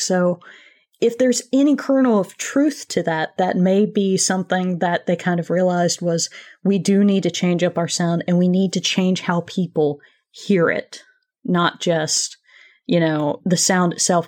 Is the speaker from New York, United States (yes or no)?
no; small town in Georgia, United States; moved away; also born or lived in Athens, Georgia; I'm not originally from Athens. I'm from a very, very, very small town several hours away